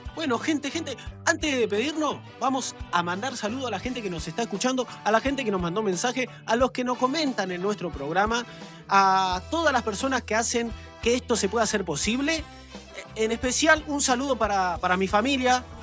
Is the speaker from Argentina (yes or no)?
yes; General Rodríguez, Buenos Aires Province, Argentina; todos los que somos de General Rodríguez